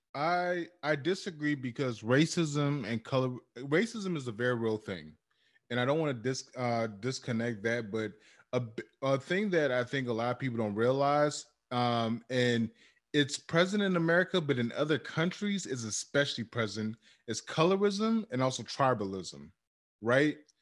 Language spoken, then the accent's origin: English; Cameroon; moved away; my home country, uh, uh, Cameroon